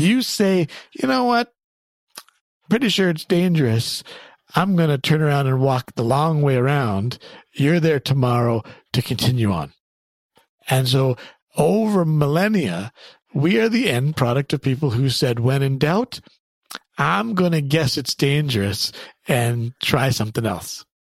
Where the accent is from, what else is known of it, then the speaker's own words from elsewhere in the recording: Canada; I grew up in Canada